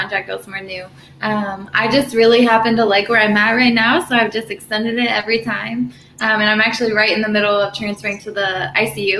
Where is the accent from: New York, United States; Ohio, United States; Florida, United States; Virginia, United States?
Ohio, United States; Malvern; moved away as an adult; now in Hilton Head, United States; So I'm from Ohio. I grew up, you know, born and raised in Malvern, Ohio.